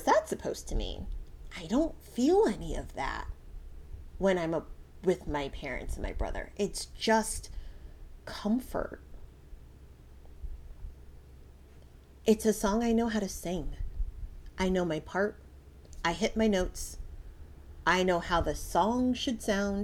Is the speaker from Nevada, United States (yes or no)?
no; Connecticut, United States; moved away; So I grew up in Connecticut. Connecticut is my home.